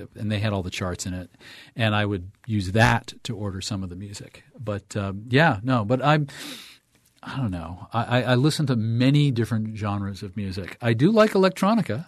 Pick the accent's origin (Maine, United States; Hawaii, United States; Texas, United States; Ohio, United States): Maine, United States; Waterville; in my hometown, W T V L, A M and F M, Waterville